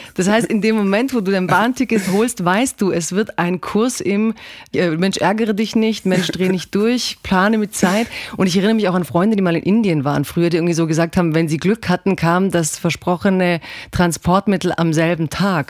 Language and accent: German; Croatia; Kroatin bin ich voll